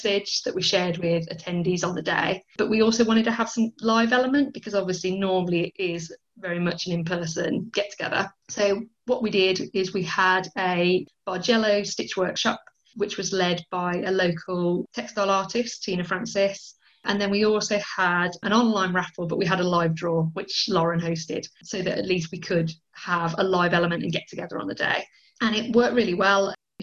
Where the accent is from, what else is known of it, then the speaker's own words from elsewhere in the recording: Birmingham, West Midlands, United Kingdom; I was born in Birmingham. I've lived in Birmingham my whole life